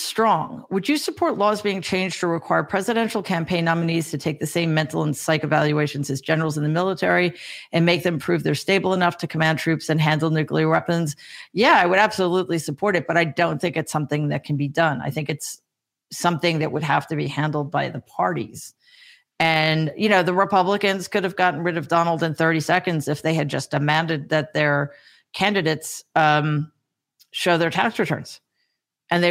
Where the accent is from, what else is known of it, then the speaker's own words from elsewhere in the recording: New York, United States; I'm from New York